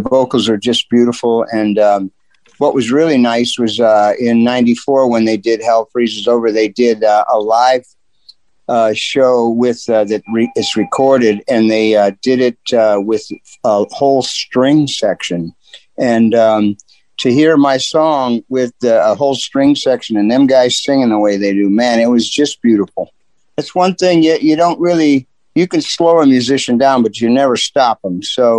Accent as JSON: {"language": "English", "town": "Canton", "region": "Ohio", "country": "United States", "said": "I'm from here. I'm from Canton."}